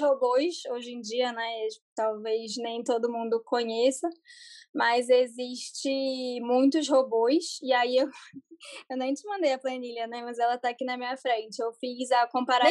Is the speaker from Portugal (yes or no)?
no; Rio de Janeiro, Brazil; now in São Paulo, Brazil; eu sou carioca, mas hoje em dia moro em São Paulo